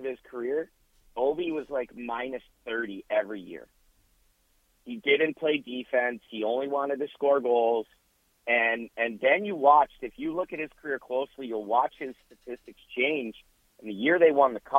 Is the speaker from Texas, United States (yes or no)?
no; Northeast Ohio, United States; I grew up in Northeast Ohio.